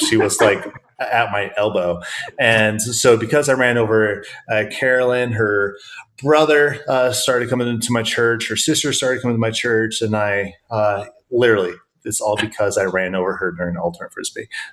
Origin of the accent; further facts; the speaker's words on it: Iowa, United States; also born or lived in Western Pennsylvania; now in Pennsylvania, United States; So I grew up in the Midwest in the lovely state of Iowa.